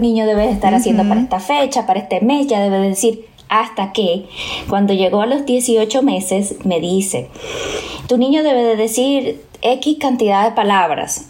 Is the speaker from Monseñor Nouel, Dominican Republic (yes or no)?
yes; Bonao, Monseñor Nouel, Dominican Republic; tengo que regresar de nuevo a mi pueblo